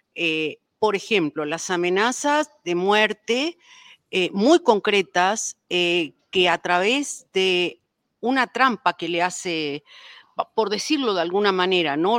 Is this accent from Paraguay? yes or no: yes; Paraguay; now in Mexico